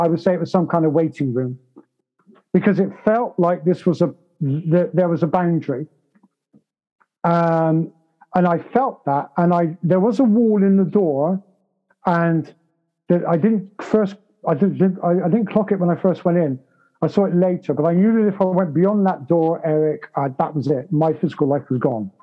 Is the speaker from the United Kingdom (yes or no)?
yes; United Kingdom; I'm British